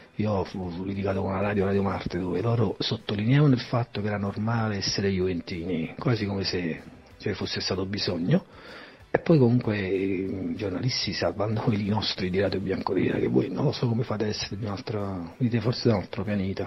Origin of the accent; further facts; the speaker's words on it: Naples, Campania, Italy; sono di Napoli